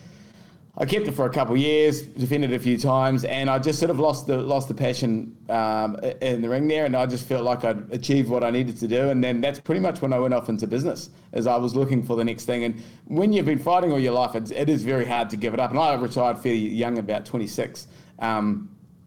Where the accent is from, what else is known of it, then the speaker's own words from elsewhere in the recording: Wellington, New Zealand; accent: New Zealand; moved away as an adult; now in Kingscliff, Australia; I grew up in Wellington, New Zealand there, and I grew up boxing